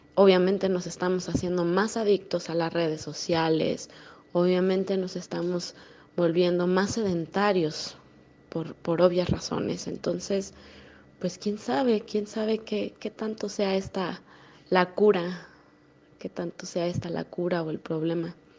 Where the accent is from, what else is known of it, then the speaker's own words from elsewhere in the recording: Mexico; also born or lived in Querétaro; Yo soy de México. Vivo en una ciudad muy pequeña, llamada, bueno, relativamente pequeña, llamada Querétaro